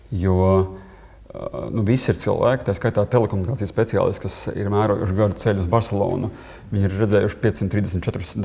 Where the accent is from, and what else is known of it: Latvia